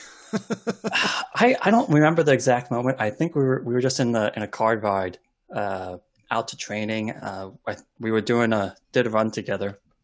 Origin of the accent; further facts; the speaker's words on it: Olympia, Washington, United States; I grew up in Olympia and lived on the west side of Olympia